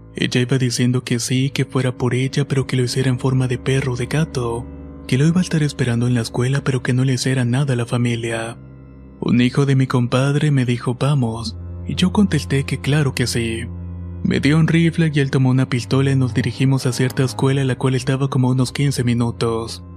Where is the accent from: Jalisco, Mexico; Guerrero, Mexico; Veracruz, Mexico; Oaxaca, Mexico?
Jalisco, Mexico; Tlaquepaque; soy de Tlaquepaque, Jalisco.